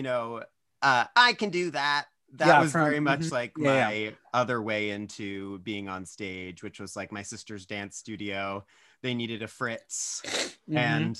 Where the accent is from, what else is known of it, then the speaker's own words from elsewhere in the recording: Maryland, United States; also born or lived in Hawaii; I was born in Hawaii. I was a bit of a military brat, and we kind of ended up in Maryland for most of my childhood. We lived like in central Maryland, 20 minutes outside of Baltimore. So that's where I grew up.